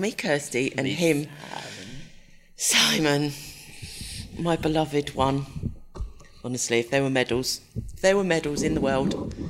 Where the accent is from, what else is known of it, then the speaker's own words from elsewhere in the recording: England, United Kingdom; I'm English.